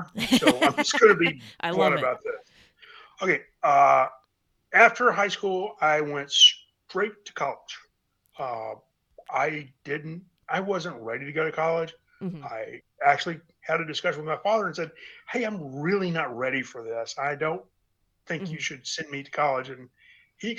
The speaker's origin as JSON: {"language": "English", "region": "East Tennessee", "country": "United States", "tie": "born or raised there", "moved": "as an adult", "said": "I was born and raised in East Tennessee. I lived there until I left for the Army"}